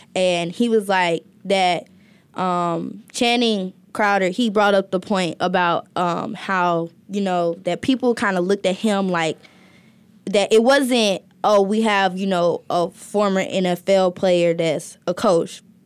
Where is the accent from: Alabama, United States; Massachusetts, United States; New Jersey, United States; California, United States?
Alabama, United States; I'm from Alabama